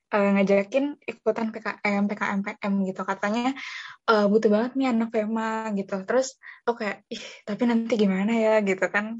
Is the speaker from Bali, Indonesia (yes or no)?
no; Bogor, West Java, Indonesia; Aku uh, lahir di Bogor, pastinya lahir di Bogor uh, 12 Agustus 2001. Jadi uh, orang pribumi ya, orang Bogor asli